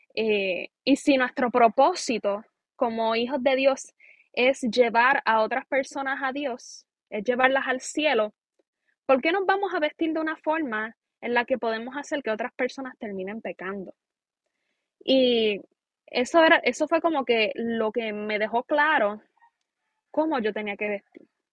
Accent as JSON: {"language": "Spanish", "town": "Aguada", "country": "Puerto Rico", "said": "soy puertorriqueña, aguadeña"}